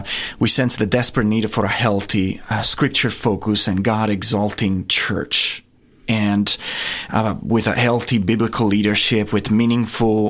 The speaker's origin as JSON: {"language": "English", "town": "Castiglione del Lago", "region": "Umbria", "country": "Italy", "tie": "born or raised there", "moved": "as an adult", "lives_now": "Theta, Tennessee, United States", "said": "I grew up there, right in the heart of Italy, just 2 hours north of Rome."}